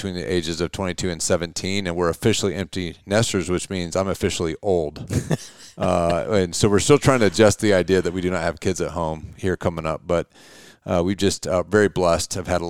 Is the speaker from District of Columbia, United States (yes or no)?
no; Auburn, Indiana, United States; also born or lived in Butler; I grew up in Butler, Indiana, town of 2,500 people. When I was 15, we moved to Auburn, a metropolis of 12,000 people. So I grew up in small towns.